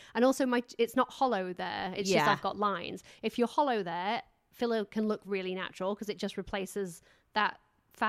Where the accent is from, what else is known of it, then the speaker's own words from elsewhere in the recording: England, United Kingdom; I'm too English